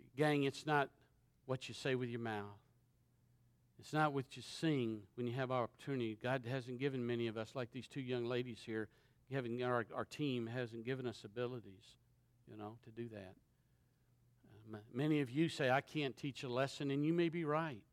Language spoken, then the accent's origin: English; Shreveport, Louisiana, United States; I'm from Shreveport, Louisiana